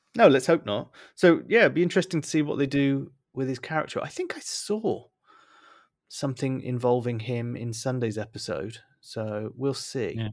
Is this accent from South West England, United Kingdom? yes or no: yes; Bristol, South West England, United Kingdom; accent: Bristolian; moved away; my my Bristolian accent has come back in force, despite the fact that I haven't lived in, lived in Bristol for a long time